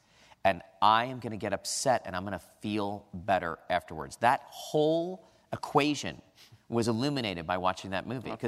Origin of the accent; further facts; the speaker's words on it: California, United States; from California, the land of Reagan.